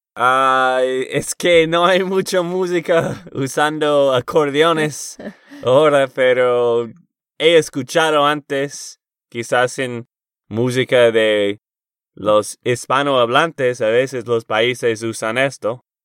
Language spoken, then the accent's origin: Spanish; Texas, United States; de Texas, Estados Unidos